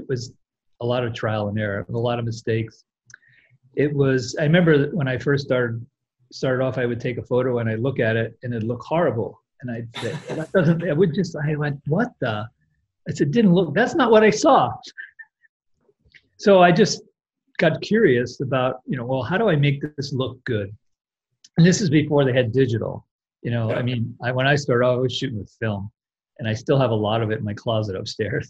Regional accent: Westchester County, New York, United States; I grew up in Westchester County

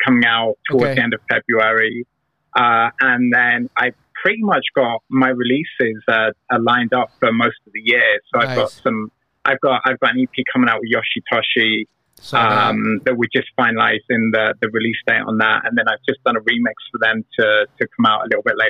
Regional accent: England, United Kingdom; moved away; I'm English.

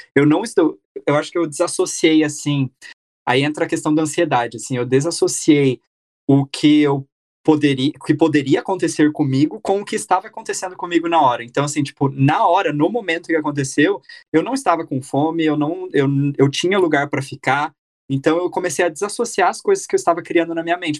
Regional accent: Brazil; moved away as an adult; also born or lived in Myanmar; eu tinha 23, ali com 24, 25 eu saí do Brasil

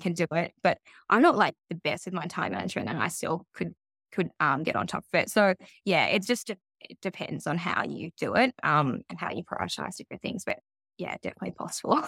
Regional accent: Melbourne, Victoria, Australia; I grew up in Melbourne

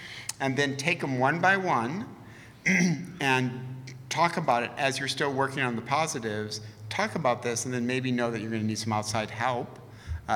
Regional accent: Detroit, Michigan, United States; now in Southern California, United States; I'm from Detroit.

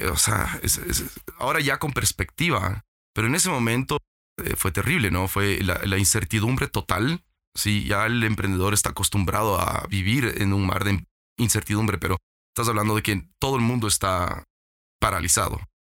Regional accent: Ecuador; regresé al Ecuador

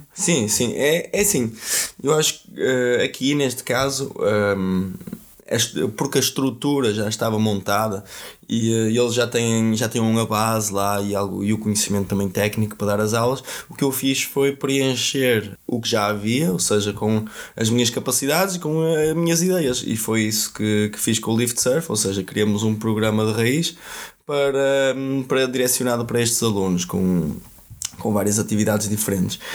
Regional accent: Vila do Conde, Norte, Portugal; first language Portuguese; moved away as an adult; also born or lived in Brazil; o local onde eu nasci que é Vila do Conde

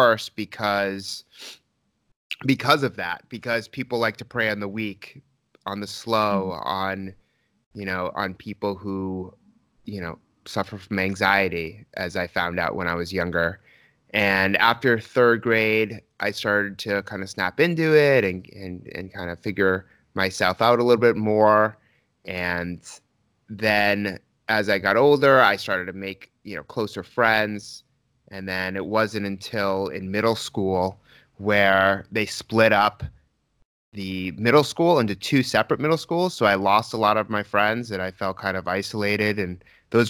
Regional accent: Newton, Massachusetts, United States; I grew up in Newton, Massachusetts

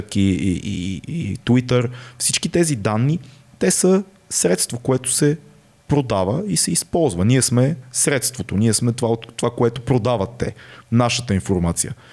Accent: Bulgaria; нас като българи

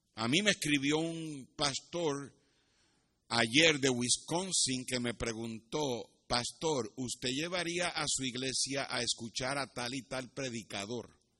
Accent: Puerto Rico; Yo me crié en Puerto Rico y me crié cerca de la playa

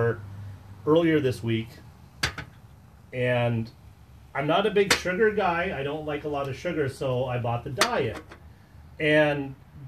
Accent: Wisconsin, United States; we are from Wisconsin

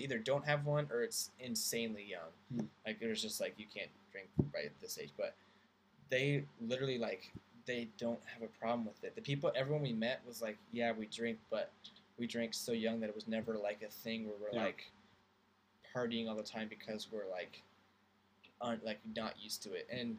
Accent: United States; now in Scotland, United Kingdom; I'm thinking like across the pond, like, because I'm an American here in Scotland.

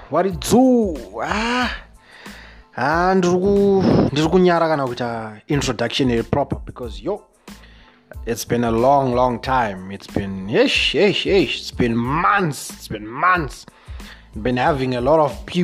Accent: Zimbabwe

